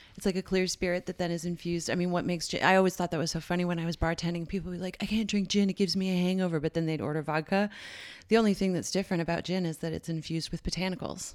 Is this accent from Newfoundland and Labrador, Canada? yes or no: yes; St. John's, Newfoundland and Labrador, Canada; moved away; I gr, uh, grew up there from the age of three. My family moved there when I was little. And, uh, yeah, so Saint John's, Newfoundland